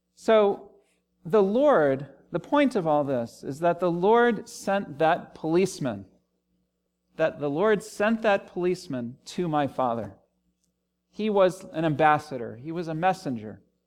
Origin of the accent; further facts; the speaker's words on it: Washington, District of Columbia, United States; also born or lived in Los Angeles / Cambridge, England; now in Richmond, United States; I grew up in the Washington, D C area